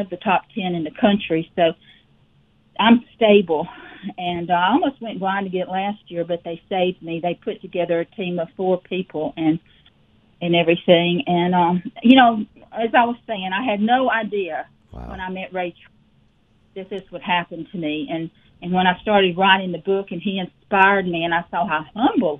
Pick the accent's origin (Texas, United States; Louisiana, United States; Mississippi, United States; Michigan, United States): Mississippi, United States; Petal; also born or lived in Hattiesburg, Mississippi; I'm originally from a small two-red-light town called Petal, Mississippi